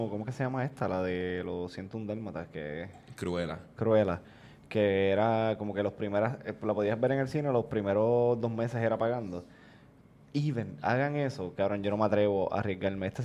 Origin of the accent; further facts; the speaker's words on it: Bayamón, Puerto Rico; saben que yo soy de Bayamón.